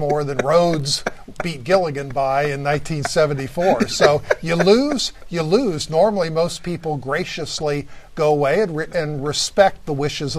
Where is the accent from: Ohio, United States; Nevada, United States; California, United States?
Ohio, United States; Coshocton; he's from my hometown of Coshocton, Ohio